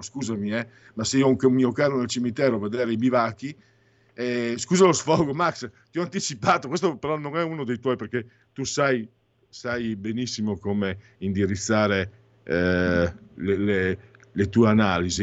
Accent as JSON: {"language": "Italian", "town": "San Vito al Tagliamento", "region": "Friuli-Venezia Giulia", "country": "Italy", "tie": "born or raised there", "moved": "yes", "lives_now": "Milan, Italy", "said": "quando ero bambino a San Vito il Tagliamento, Friuli, mm, Basso Friuli"}